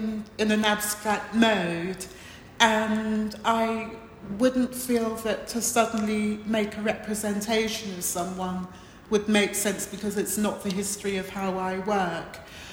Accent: Watford, East of England, United Kingdom; also born or lived in Montserrat / London; We grew up in Watford for a long period, then we lived in London and so on. And we spent a little bit of time in Montserrat, where I was born

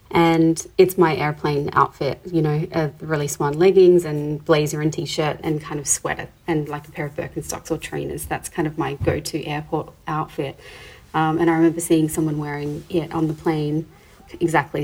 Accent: Adelaide, South Australia, Australia; moved away as an adult; also born or lived in Sydney; I grew up in Adelaide

